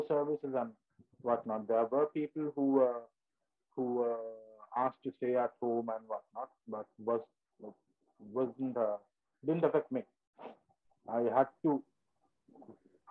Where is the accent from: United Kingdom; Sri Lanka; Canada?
Sri Lanka; Ratmalana, Western Province; now in United Arab Emirates; I'm from Ratmala.